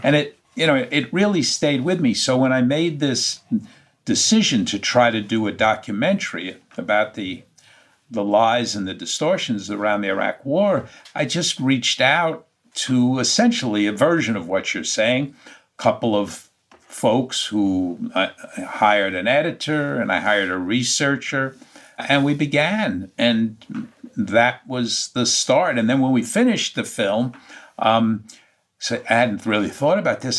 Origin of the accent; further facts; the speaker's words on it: New York, United States; being a New Yorker in my heart and soul